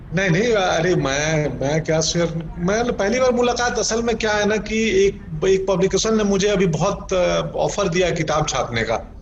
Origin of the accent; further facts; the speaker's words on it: Gopalganj, Bihar, India; moved away; also born or lived in Patna; गोपालगंज तो गोपालगंज नहीं मेरा गांव बिलसण क्योंकि गोपालगंज शहर से भी 20 किलोमीटर दूर है सो मेरा बिलसण माधोपुर वहाँ का मेरा हाई स्कूल